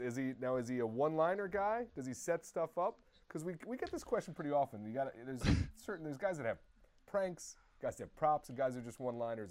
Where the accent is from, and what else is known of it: Long Island, New York, United States; born or raised there